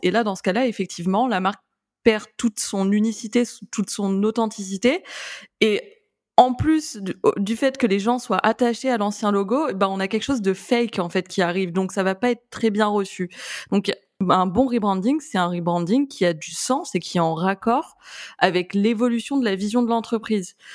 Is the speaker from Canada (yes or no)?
no; France; on est français